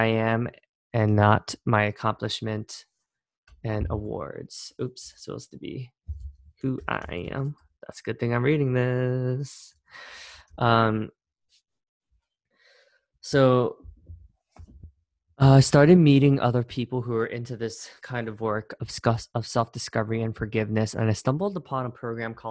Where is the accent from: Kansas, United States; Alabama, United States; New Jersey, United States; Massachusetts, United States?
New Jersey, United States; Cherry Hill; moved away as an adult; now in New York City, United States; the town where I spent most of my life growing up in Cherry Hill, New Jersey